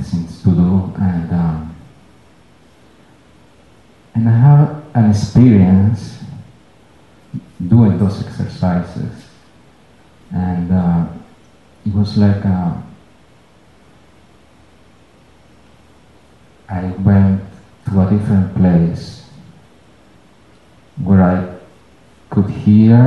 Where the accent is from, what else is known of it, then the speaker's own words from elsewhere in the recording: Venezuela; moved away; I moved here. I'm from Venezuela